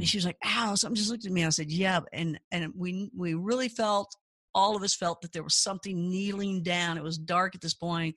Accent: Kentucky, United States; I grew up in Kentucky

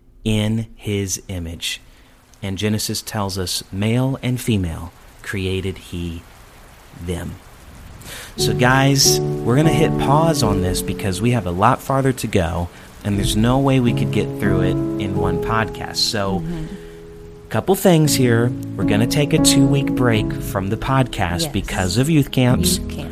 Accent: the North, United States; I grew up in the North, so I didn't hear that a lot.

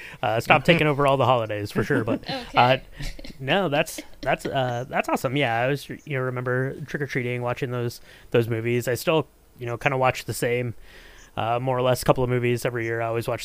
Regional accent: Ohio, United States; I grew up in Ohio

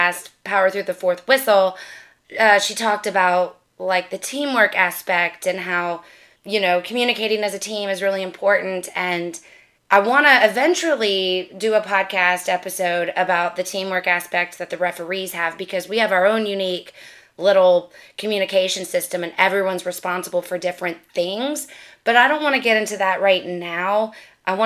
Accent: Louisiana, United States; I'm from Louisiana

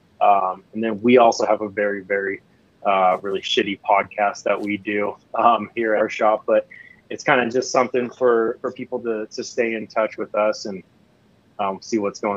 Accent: Seattle, Washington, United States; also born or lived in Tri-Cities, Washington; now in Spokane, United States; where I grew up was pretty, was nice. I mean, I was a suburb outside of Seattle

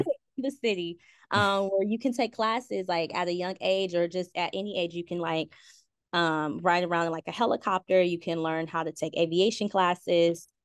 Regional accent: Compton, California, United States; also born or lived in San Diego; I'm from Compton, born and raised, still currently residing in my childhood home

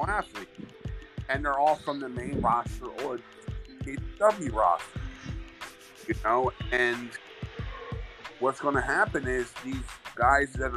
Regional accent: Philadelphia, Pennsylvania, United States; I'm from Philly.

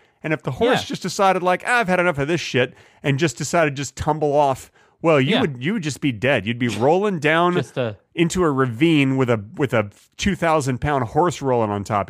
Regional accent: Texas, United States; I'm originally from Texas.

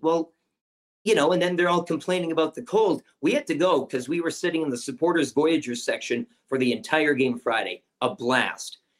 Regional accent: Canada; as a Canadian

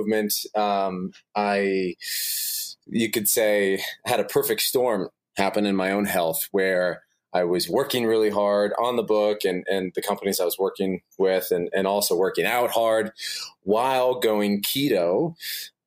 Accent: Des Moines, Iowa, United States; I'm originally from Des Moines, Iowa

